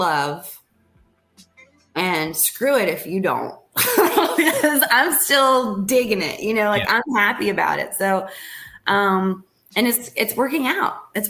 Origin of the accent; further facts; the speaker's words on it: Blairsville, Pennsylvania, United States; now in Nashville, United States; my hometown. In Blairsville. So right. In Blairsville, Pennsylvania